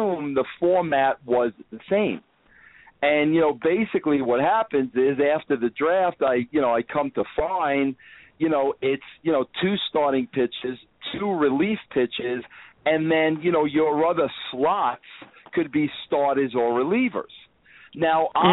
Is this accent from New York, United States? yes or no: yes; Long Island, New York, United States; also born or lived in Brooklyn; I grew up in New York, Long Island